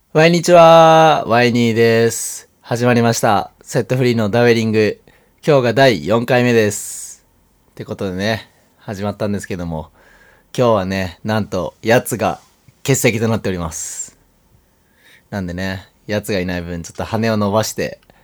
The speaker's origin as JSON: {"language": "Japanese", "town": "Yufu", "region": "Oita", "country": "Japan", "tie": "born or raised there", "said": "塚原っていう町に生まれました、僕は"}